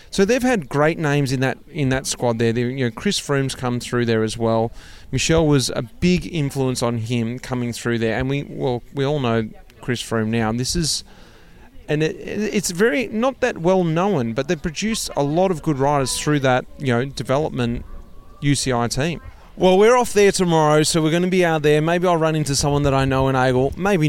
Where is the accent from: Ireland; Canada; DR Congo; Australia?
Australia; moved away as an adult; I came from Australia. I didn't have any experience of the European world.